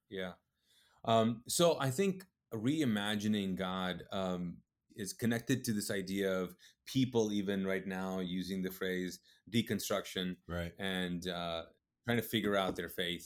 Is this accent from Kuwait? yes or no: yes; Kuwait; also born or lived in Pakistan (ancestry); now in United States; I'm Pakistani. Um, uh, my parents are Pakistani. They moved to Kuwait. I was born and raised in the Middle East in Kuwait